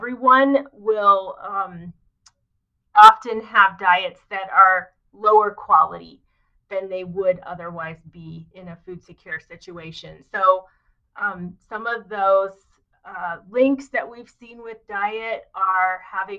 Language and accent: English; rural Indiana, United States; moved away as an adult; also born or lived in Philadelphia / Philippines; having grown up in rural Indiana